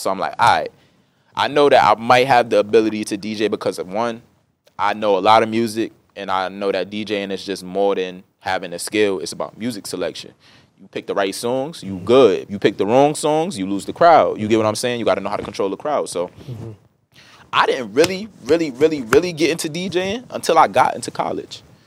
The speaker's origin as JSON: {"language": "English", "town": "New York City", "region": "New York", "country": "United States", "tie": "born or raised there", "said": "growing up in Brooklyn was beautiful"}